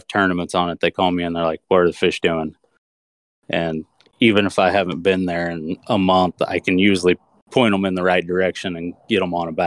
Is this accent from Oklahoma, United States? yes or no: yes; Tulsa, Oklahoma, United States; I've born and raised in Oklahoma, around the Tulsa